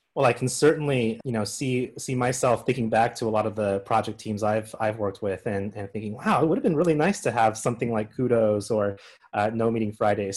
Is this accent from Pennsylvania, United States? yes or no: no; Colorado, United States; based out of Fort Collins, Colorado, my home state